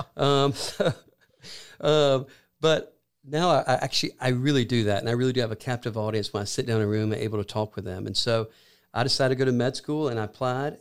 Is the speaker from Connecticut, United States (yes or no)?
no; Columbus, Georgia, United States; also born or lived in Athens, Georgia; I'm from Columbus, Georgia